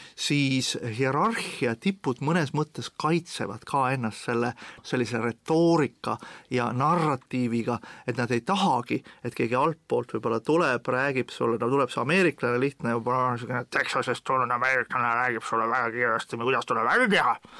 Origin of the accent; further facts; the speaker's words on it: Estonia; ma olen eestlane